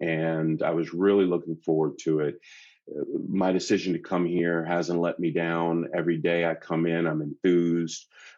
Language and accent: English; Washington, District of Columbia, United States; also born or lived in Maryland; now in Natchez, United States; I grew up in Washington, D.C. So I was in a very homogenous community. It was predominantly Black on my block. And then we moved out to Maryland